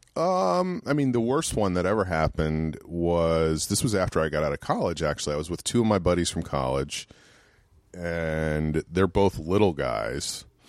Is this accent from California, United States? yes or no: no; New York, United States; moved away; also born or lived in Worcester, Massachusetts; I grew up in New York, right outside New York City